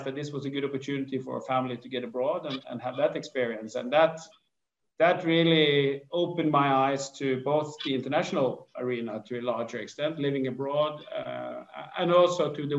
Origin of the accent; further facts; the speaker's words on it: Askøy, Vestland, Norway; I grew up outside Bergen on an island called Askøy